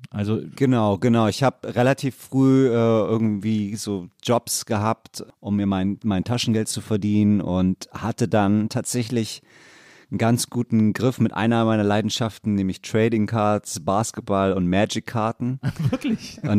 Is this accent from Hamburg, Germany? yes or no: yes; Hamburg, Germany; Aus Barmbek.